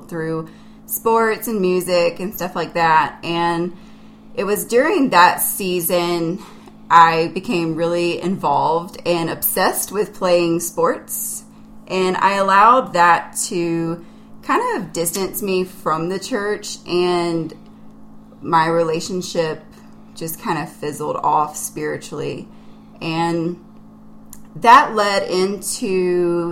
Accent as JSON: {"language": "English", "region": "South Carolina", "country": "United States", "tie": "born or raised there", "said": "I grew up in South Carolina, and I am one of seven children"}